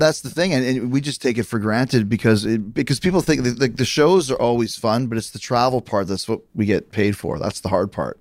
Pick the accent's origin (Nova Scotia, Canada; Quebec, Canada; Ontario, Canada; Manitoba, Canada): Manitoba, Canada; Winnipeg; moved away; also born or lived in Calgary; I grew up in Winnipeg, but I trained for wrestling in Calgary